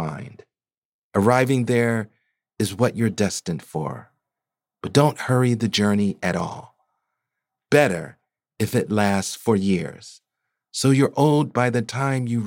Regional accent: Pennsylvania, United States; my home state certainly delivers on creative town names, like the aspirational of Paradise, Pennsylvania

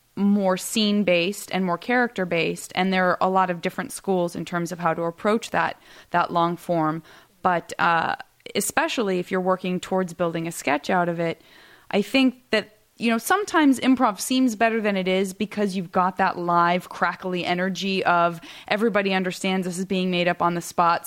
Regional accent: Tucson, Arizona, United States; moved away; growing up in Tucson

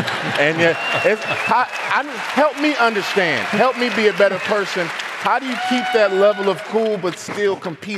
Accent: Chicago, Illinois, United States; just growing up in Chicago, watching you on WGN, Channel 9

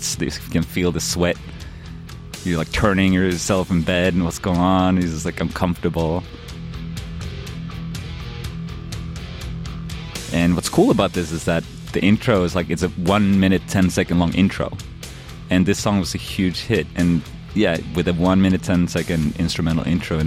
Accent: Linköping, Östergötland, Sweden; moved away; I grew up in Sweden in a small little city called Linköping.

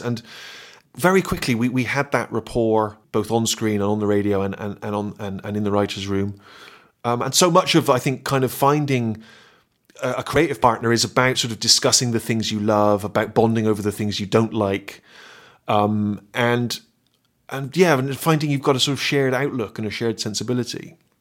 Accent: Bristol, South West England, United Kingdom; accent: West Country; moved away as an adult; I'd grown up in Bristol. Everyone spoke the same way.

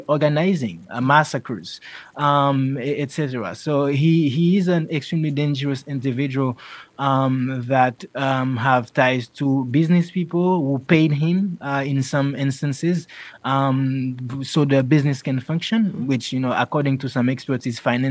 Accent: Jérémie, Grand'Anse, Haiti; I'm from Jeremy, the south of Haiti. When I was a kid, it was a city where nothing ever happened.

